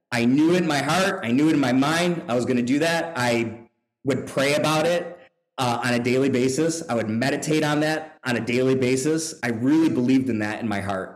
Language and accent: English; Buffalo, New York, United States; also born or lived in Singapore; now in Louisville, United States; I grew up in uh, Buffalo, New York. I'm from Buffalo